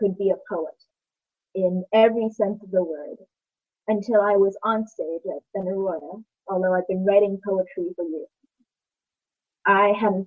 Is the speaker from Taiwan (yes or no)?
yes; Taiwan; now in Seattle, United States; I grew up in Taiwan, and I've done some growing here in Seattle. Taiwan will always be my motherland.